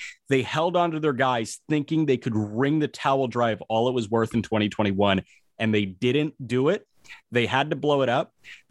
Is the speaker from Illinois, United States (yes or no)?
yes; Chicago, Illinois, United States; a team that, you know, was in my hometown